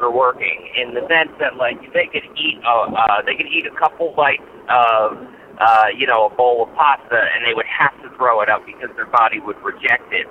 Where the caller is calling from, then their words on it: New Jersey, United States; I'm from New Jersey, and I'm listening to the most recent episode on my drive to work.